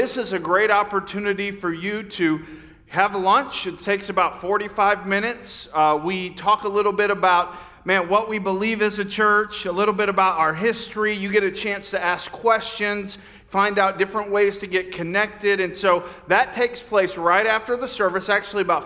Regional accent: Lakeland, Florida, United States; moved away; I grew up in Lakeland, Florida

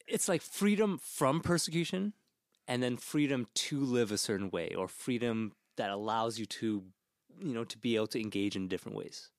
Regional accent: Canada; here in Canada

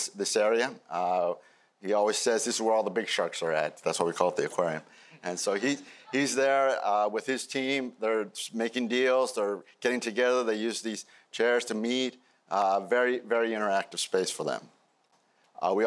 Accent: Peru; moved away; my home country, Peru.

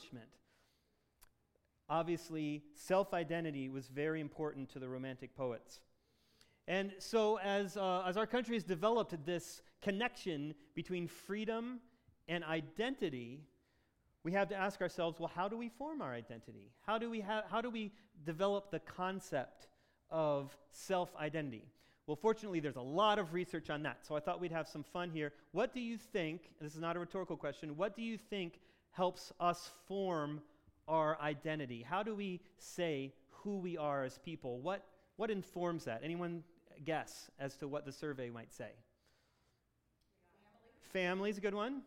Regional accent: Michigan, United States; in Michigan, we love being Michiganders

